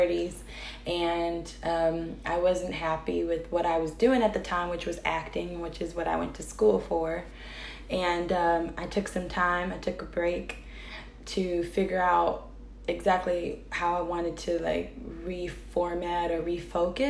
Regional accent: North Carolina, United States; moved away as an adult; now in Chicago, United States; I am originally from North Carolina

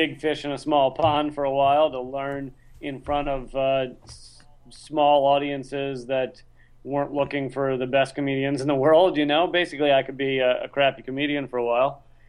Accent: Richmond, Virginia, United States; moved away as an adult; also born or lived in New York; now in Washington, D.C., United States; I'm now in Washington, D.C. in order to tape this the TV show Redacted Tonight. But, yeah, I grew up in Richmond, Virginia, went to University of Virginia for school.

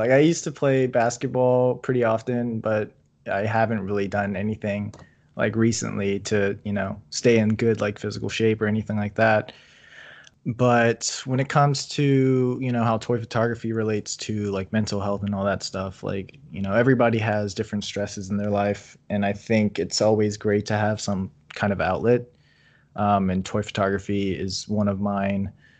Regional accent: East Coast, United States; I'm from the East Coast, so I never had In-N-Out until like, I think it was like 2015.

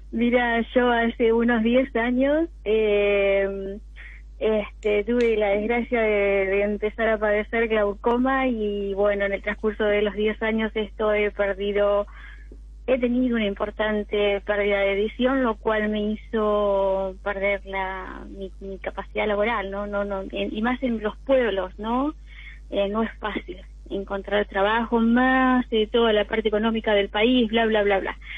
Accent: General Alvear, Buenos Aires Province, Argentina; De General Alvear, provincia de Buenos Aires.

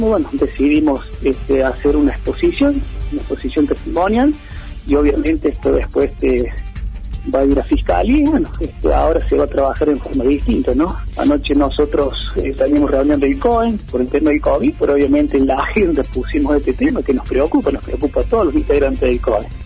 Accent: Embalse, Córdoba, Argentina; Y yo soy criado y nacido de Embalse. Y antes y ahora me pongo en embalseño, ¿no? Más allá que soy el jefe de los bomberos, sobre todo soy embalseño, ¿no?

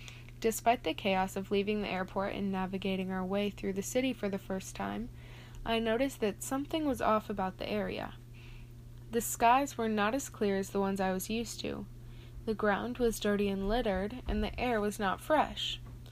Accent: Austin, Minnesota, United States; Growing up in Austin, Minnesota, I had not been exposed to the vast array of pollution throughout the earth.

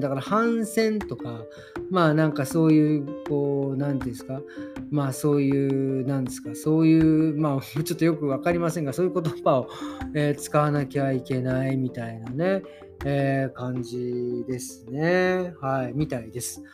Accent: Japan; now in Germany; 僕らみたいに日本人だろうが

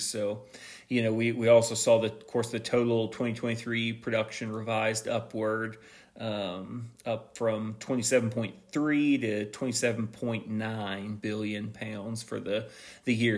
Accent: Missouri, United States; my home state, Missouri

